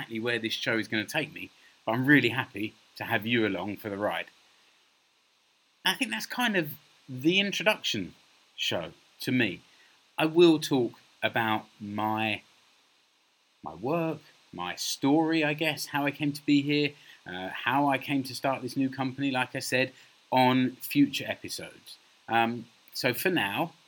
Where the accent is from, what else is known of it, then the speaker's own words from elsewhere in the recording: London, United Kingdom; now in Finland; I'm a Brit from London, living here in Finland.